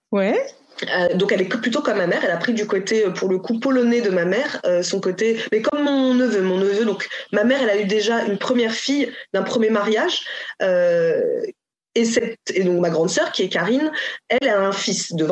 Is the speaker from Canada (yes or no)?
no; Cameroon; c'est là aussi d'où tu viens, donc euh, pour ne pas oublier. Et donc elle ira automatiquement, c'est sûr, certain, au Cameroun pour voir ce que c'est